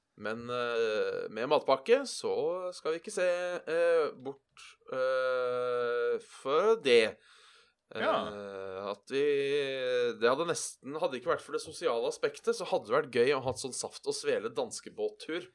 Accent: Buskerud, Norway; hjem, for da var det ca. en time fra ådalen

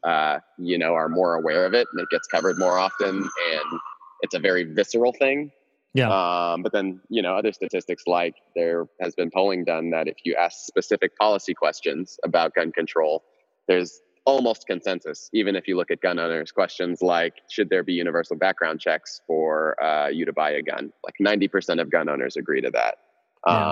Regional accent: Houston, Texas, United States; also born or lived in Cameroon; I was born in Cameroon, West Africa, uh, in the early '90s. Moved to the states when I was real young, um, and was raised in Texas for the most part, Houston, Texas

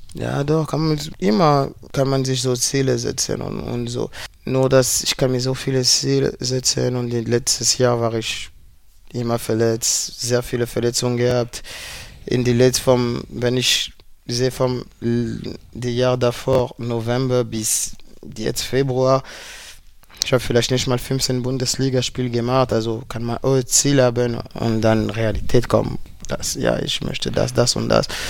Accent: Paris, Île-de-France, France; German is a second language; moved away; also born or lived in Berlin; Ich komme aus Paris

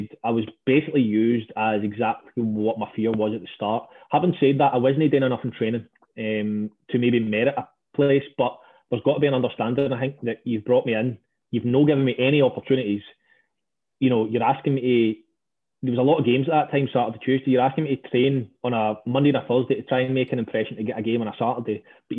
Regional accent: Stranraer, Scotland, United Kingdom; I grew up in Stranraer, where opportunities are limited

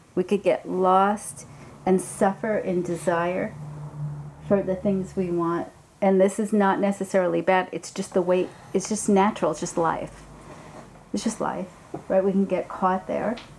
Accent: New York City, New York, United States; I'm from Brooklyn

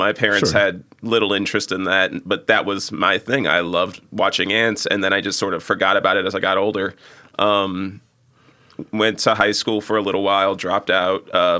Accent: Chicago, Illinois, United States; Yeah. 95th and Halsted. Like I'm far south side

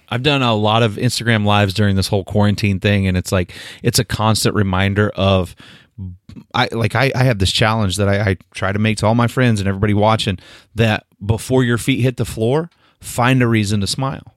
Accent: Northeast Oklahoma, United States; I grew up in Northeast Oklahoma

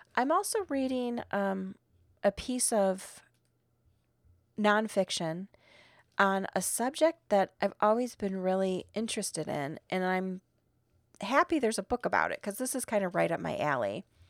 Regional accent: Midwest, United States; now in Arizona, United States; I'm still from the Midwest

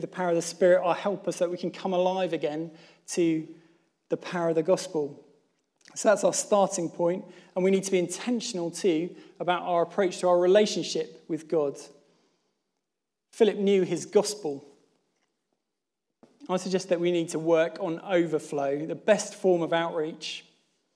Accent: Plymouth, South West England, United Kingdom; moved away; I'm from Plymouth

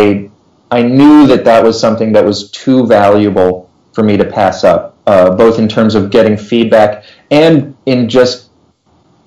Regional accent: Round Rock, Texas, United States; moved away as an adult; also born or lived in Philadelphia, Pennsylvania / Houston, Texas; So I grew up just outside of Austin, Texas. Went to Round Rock High School

